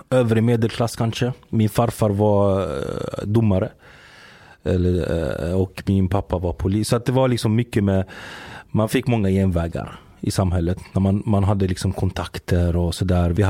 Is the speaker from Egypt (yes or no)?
yes; Giza, Giza Governorate, Egypt; born there; Jag är född i, eh, i Giza. Där är jag född. Men min familj är från Mansoura.